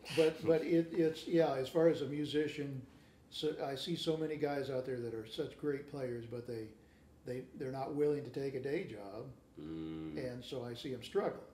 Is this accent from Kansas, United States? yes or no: yes; Kansas City, Kansas, United States; I'm from Kansas City, Kansas.